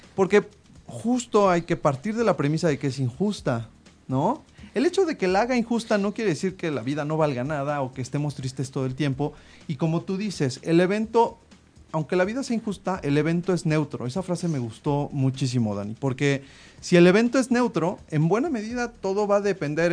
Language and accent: Spanish; Mexico